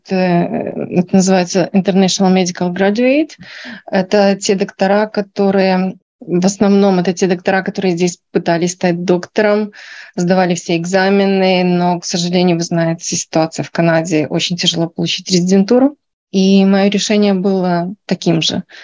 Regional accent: Belarus; Я врач из Беларуси. И здесь я прошла полную программу переподготовки на натропатик доктора.

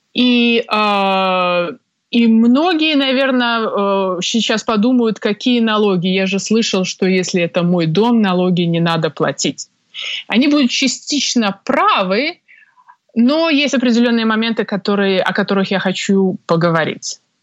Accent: Minsk, Belarus; moved away as an adult; now in Toronto, Canada; Сама родом я из Беларуси, из Минска, где я закончила юридический факультет Белорусского государственного университета

